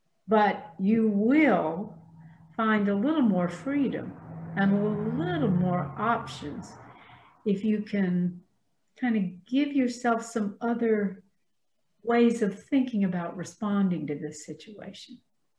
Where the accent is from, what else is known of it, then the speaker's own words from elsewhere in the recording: the South, United States; accent: Southern; I have erased as much of my Southern accent as I can.